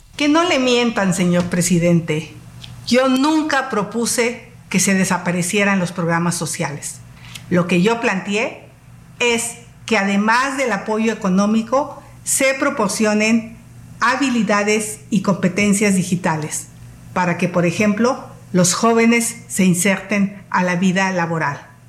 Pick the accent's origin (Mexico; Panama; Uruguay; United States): Mexico; Mezquital Valley, Hidalgo; vengo del Valle del Mezquital